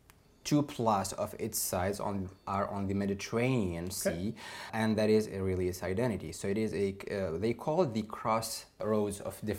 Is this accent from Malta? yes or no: no; Tunisia; moved away; my home country, Tunisia